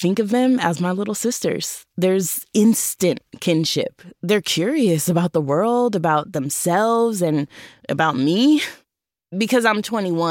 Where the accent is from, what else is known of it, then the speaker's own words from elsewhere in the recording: United States; I'm American.